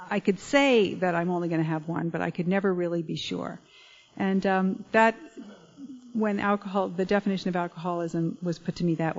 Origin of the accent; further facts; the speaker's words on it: Connecticut, United States; I grew up in Connecticut